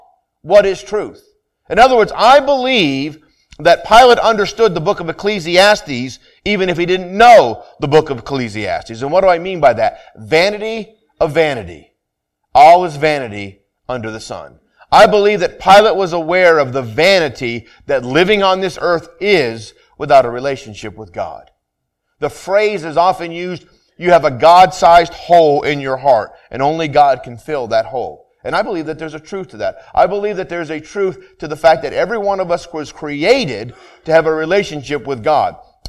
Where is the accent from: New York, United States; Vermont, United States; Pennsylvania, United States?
Vermont, United States; where I grew up in Vermont, you were either Catholic or Protestant.